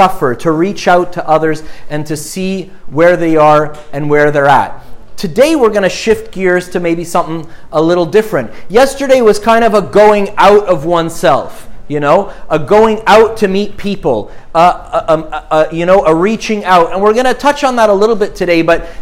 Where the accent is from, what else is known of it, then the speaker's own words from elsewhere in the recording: Montreal, Quebec, Canada; I grew up in Montreal